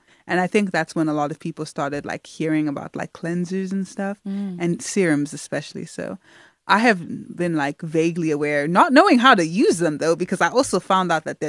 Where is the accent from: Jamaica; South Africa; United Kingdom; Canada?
South Africa; also born or lived in Nigeria; I mean, like, I'm Nigerian. I didn't grow up singing the same songs as many South Africans. I may have grown up in South Africa, but I had a completely different life experience to many people.